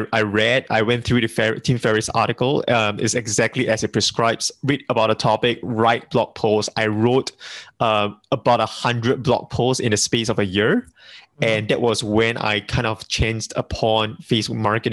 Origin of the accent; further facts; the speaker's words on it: Singapore; being a Singaporean, we are multilingual over here